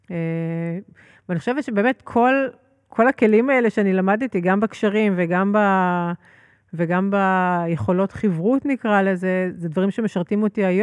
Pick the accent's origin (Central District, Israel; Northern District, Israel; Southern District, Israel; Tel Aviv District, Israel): Tel Aviv District, Israel; Herzliya; אני גדלתי בהרצליה פיתוח. אומנם אה, מהפחות עשירים של הרצליה פיתוח